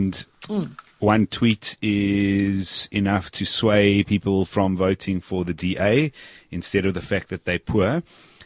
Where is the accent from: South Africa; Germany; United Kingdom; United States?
South Africa; I am completely South African. I have no other passports